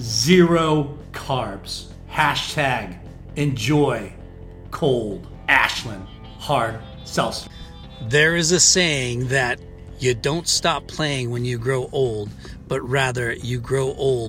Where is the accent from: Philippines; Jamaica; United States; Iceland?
Philippines; born there; I was born in the Philippines.